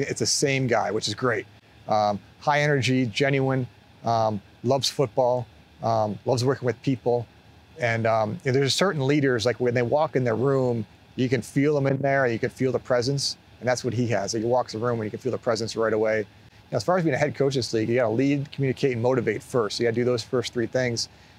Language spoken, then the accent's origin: English; Buffalo, New York, United States; Growing up as a kid, as a big NFL fan, but growing up in Buffalo, but a Bills fan